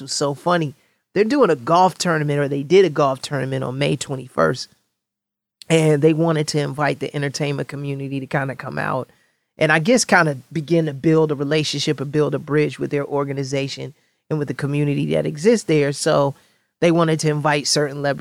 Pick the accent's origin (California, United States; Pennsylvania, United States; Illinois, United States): Illinois, United States; Chicago; I definitely rep my hometown of Chicago